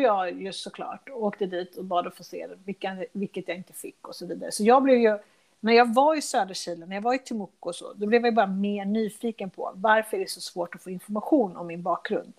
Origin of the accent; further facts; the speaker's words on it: Sweden; also born or lived in Chile; Sverige där jag växte upp